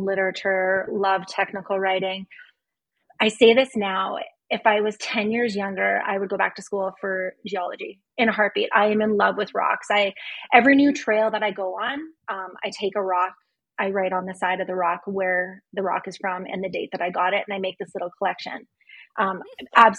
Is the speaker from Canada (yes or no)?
yes; North Battleford, Saskatchewan, Canada; moved away as an adult; also born or lived in Lethbridge, Alberta; now in Calgary, Canada; I'm originally from North Battleford, Saskatchewan. I was born and raised there.